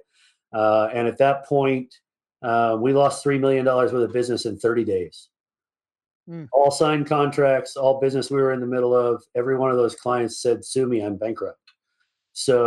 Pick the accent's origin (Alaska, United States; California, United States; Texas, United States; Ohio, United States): California, United States; Napa Valley; moved away as an adult; I was born and raised in the Napa Valley.